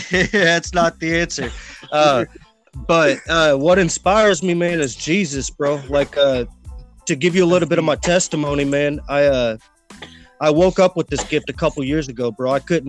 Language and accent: English; Kansas City, Missouri, United States; I'm from Kansas City, Missouri, man.